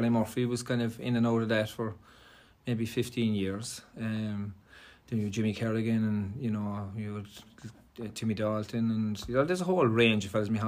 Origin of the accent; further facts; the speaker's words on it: Cork, Munster, Ireland; I was from Derrynane Road